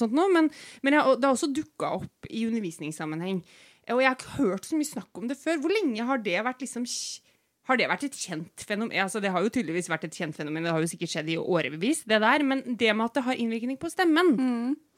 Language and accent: Norwegian; Norway; jeg er fra Rødskau, og tror jeg også vi sier refluks